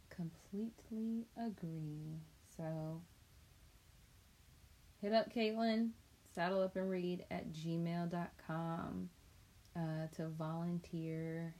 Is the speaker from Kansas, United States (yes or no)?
no; Chapel Hill, North Carolina, United States; I grew up in Chapel Hill